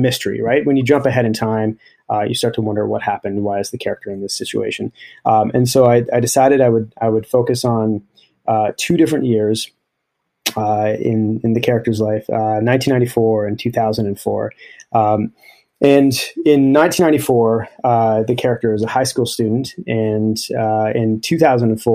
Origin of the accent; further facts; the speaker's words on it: Thunder Bay, Ontario, Canada; now in near Toronto, Canada; growing up in Thunder Bay